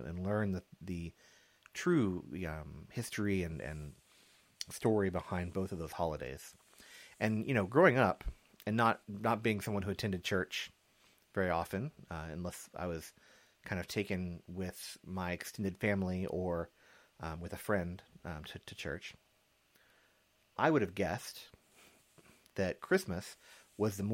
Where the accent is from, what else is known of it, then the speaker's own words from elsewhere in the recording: United States; growing up unchurched, as an American, in kind of the American culture, general American culture